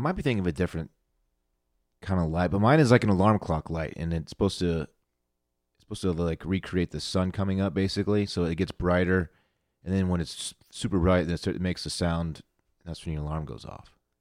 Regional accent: Austin, Texas, United States; I am from Austin, Texas

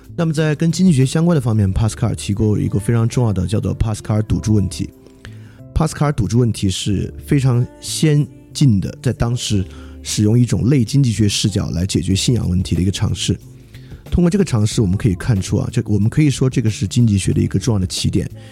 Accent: China

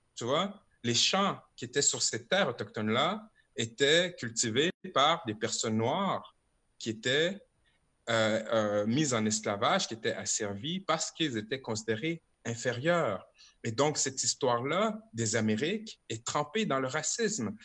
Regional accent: Quebec City, Quebec, Canada; je suis né à Limoilou, Québec

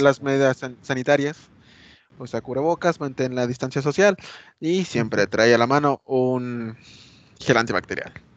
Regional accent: Mexico; ya sabes cómo somos los mexicanos

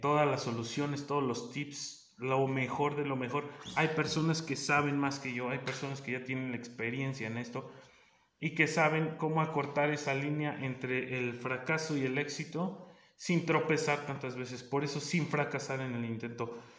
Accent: State of Mexico, Mexico; yo soy del Estado de México

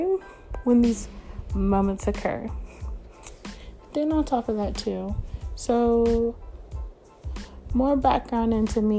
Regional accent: Northern California, United States; also born or lived in Florida; I am from California, northern part of California

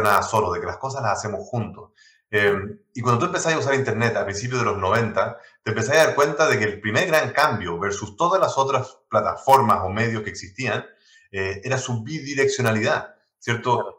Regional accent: Chile; accent: 100% chileno; Spanish is a second language; Yo tengo acento, por supuesto, 100% chileno

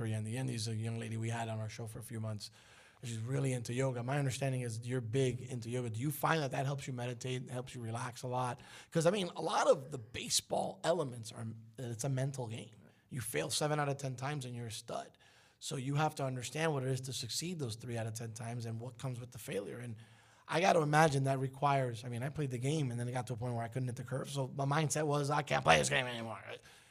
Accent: Miami, Florida, United States; also born or lived in Brooklyn, New York; I got here, and I think I've been in Miami longer than most people have been in Miami.

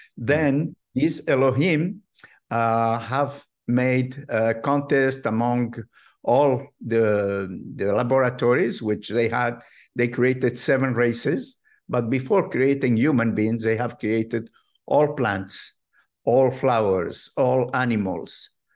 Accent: Morocco; moved away; I have been brought up in a religious, traditional family, uh, very well known in North Africa, in Morocco.

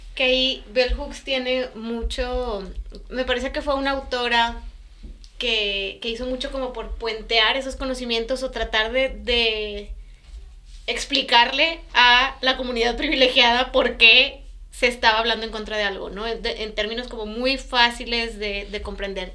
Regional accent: Mexico; moved away as an adult; also born or lived in Europe; toda mi, experiencia en la escuela había sido como mexicana en México

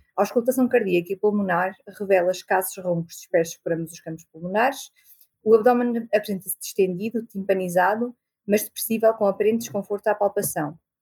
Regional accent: Viseu, Portugal; also born or lived in Coimbra; estudei em Coimbra sou de Viseu e é onde também estou a trabalhar agora

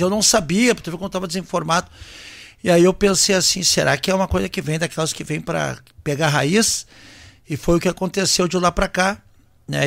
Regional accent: Santa Cruz do Sul, Rio Grande do Sul, Brazil; moved away as an adult; also born or lived in São Leopoldo; Sou natural de Santa Cruz do Sul. Colônia, plantador de fumo. Né? Eu me criei ah, sempre indo para a colônia

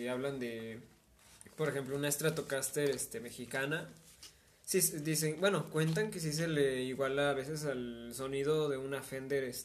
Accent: Argentina; Pero che, que soy, que soy argentino, no importa.

